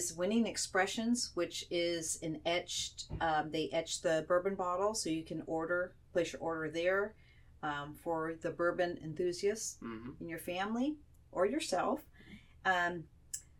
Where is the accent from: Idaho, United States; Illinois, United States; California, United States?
California, United States; Southern; moved away as an adult; I was born and raised in Southern California. My husband and I moved here a little over 10 years ago